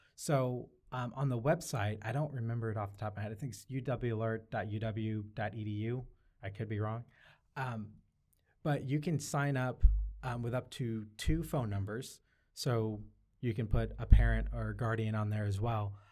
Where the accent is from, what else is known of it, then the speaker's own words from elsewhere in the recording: Syracuse, New York, United States; also born or lived in Arkansas; now in Seattle, United States; I was born in Syracuse, New York, but I'm here, um, by way of Arkansas.